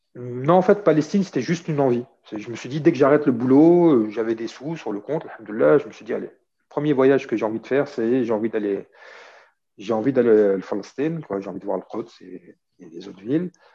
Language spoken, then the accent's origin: French; Saint-Denis, Île-de-France, France; moved away as an adult; also born or lived in Oran, Algeria / Skikda, Algeria / Algiers, Algeria / Paris, France; now in Marseille, France; j'ai grandi à Saint-Denis. Toute mon adolescence et l'âge adulte euh, à Saint-Denis, avant de m'installer à Marseille